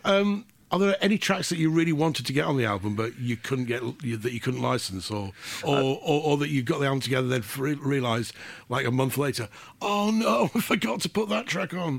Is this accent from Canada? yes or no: no; England, United Kingdom; being English and not being Irish